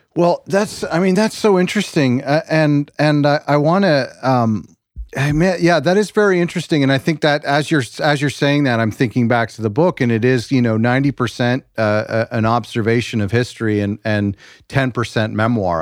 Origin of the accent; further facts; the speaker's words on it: Canada; as a Canadian, a white Canadian